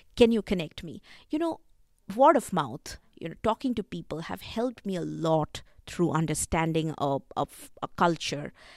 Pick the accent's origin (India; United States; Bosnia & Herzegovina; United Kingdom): India; growing up in India, folk tales have always been part of my life